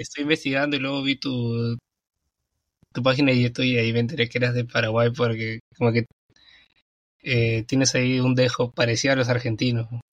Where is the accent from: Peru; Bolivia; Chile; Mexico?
Peru; yo soy de Perú y mm. pues aquí en Perú hoy día es feriado